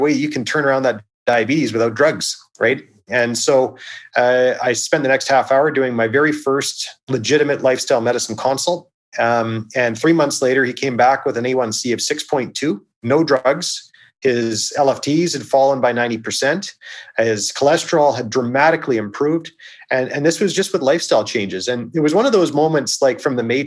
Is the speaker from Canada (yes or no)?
yes; Victoria, British Columbia, Canada; I took a job in Victoria, which is my hometown